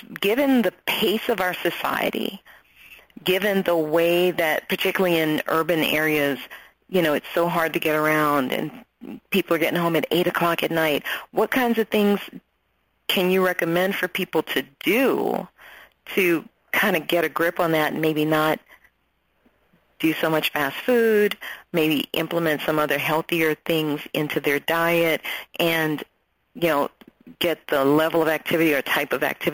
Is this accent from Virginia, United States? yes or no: no; New Orleans, Louisiana, United States; moved away as an adult; now in Atlanta, United States; I'm originally from New Orleans.